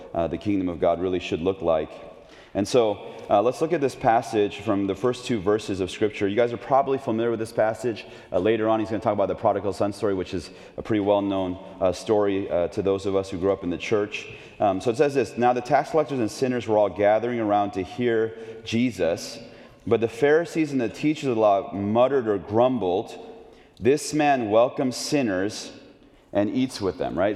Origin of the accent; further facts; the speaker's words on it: Oakland, California, United States; now in Chicago, United States; as a little kid growing up in Oakland, California